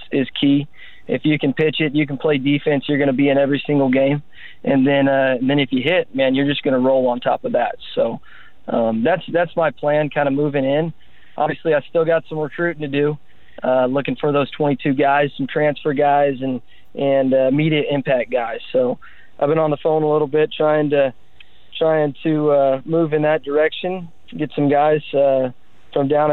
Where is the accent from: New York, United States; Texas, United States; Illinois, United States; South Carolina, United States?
Texas, United States; Columbus; also born or lived in Texarkana, Texas; I'm from Columbus, Texas, which is about an hour 15 from Victoria.